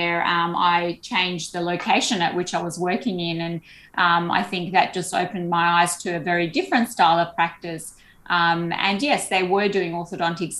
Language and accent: English; Sydney, New South Wales, Australia; most of us growing up in Sydney